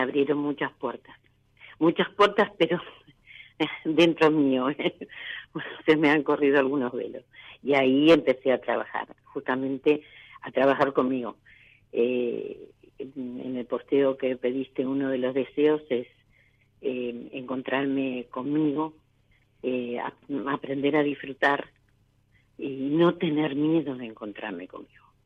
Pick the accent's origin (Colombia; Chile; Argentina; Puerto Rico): Argentina; Lanús, Buenos Aires Province; De Lanús, provincia de Buenos Aires.